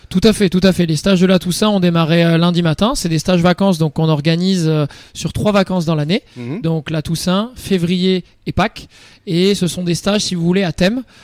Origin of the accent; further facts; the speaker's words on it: Croix, Hauts-de-France, France; moved away; also born or lived in Le Touquet; Je suis né, je suis né à Croix, près de Lille, et j'ai vécu une douzaine d'années dans le nord de la France